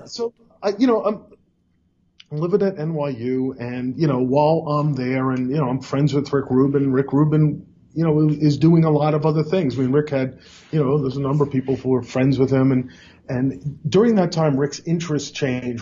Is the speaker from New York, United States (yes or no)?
yes; New York City, New York, United States; also born or lived in Long Island, New York; I grew up in in Brooklyn, New York, and then Long Island